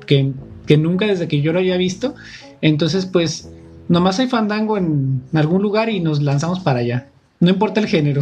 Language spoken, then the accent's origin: Spanish; Jocotepec, Jalisco, Mexico; yo soy de Jocotepec